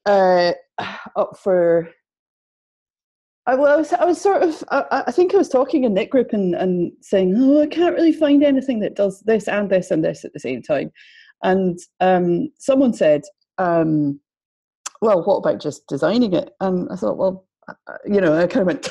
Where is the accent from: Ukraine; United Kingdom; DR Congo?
United Kingdom; Edinburgh, Scotland; accent: Scottish; moved away as an adult; now in Manchester, United Kingdom; I'm from Edinburgh, as you can tell. Moved to Manchester about 8 years